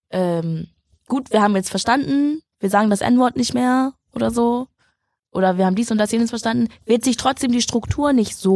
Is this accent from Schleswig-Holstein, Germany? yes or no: yes; Schleswig-Holstein, Germany; Ich bin aufgewachsen in Schleswig-Holstein mit Nazis